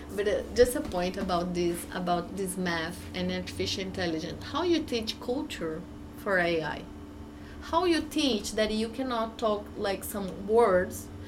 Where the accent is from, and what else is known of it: Brazil; English is a second language